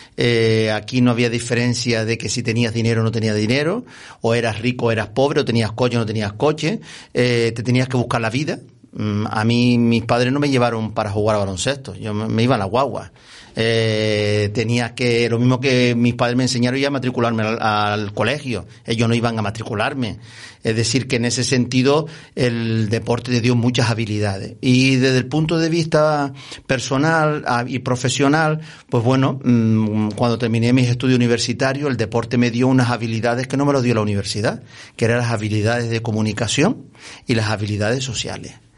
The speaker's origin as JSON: {"language": "Spanish", "town": "Las Palmas de Gran Canaria", "region": "Canary Islands", "country": "Spain", "tie": "born or raised there", "said": "yo vivía, nací en San Roque, mis padres, mis abuelos eran de San Juan, eh, jugaba eh, aquí en estas montañas"}